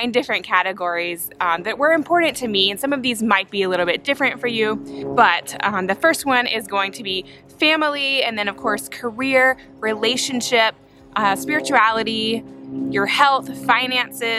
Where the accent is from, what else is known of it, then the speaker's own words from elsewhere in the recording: Spartanburg, South Carolina, United States; moved away as an adult; also born or lived in Atlanta, Georgia; now in Birmingham, United States; I grew up in Spartanburg, South Carolina.